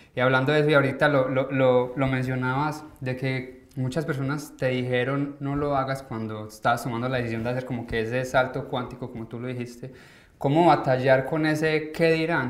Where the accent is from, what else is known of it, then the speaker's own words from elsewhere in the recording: Colombia; moved away as an adult; nosotros como colombianos